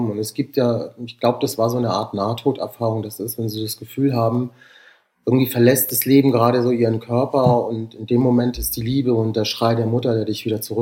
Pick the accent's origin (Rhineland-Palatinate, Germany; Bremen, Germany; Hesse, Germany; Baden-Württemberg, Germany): Hesse, Germany; Rüsselsheim; born there; also born or lived in Southern Europe; Bei mir ist das äh, ja so eine quere, so eine quere Reise durch ganz Europa, würde ich sagen. Also zumindest Südeuropa. Also es war so, ähm, ich bin 1978 in Rüsselsheim geboren.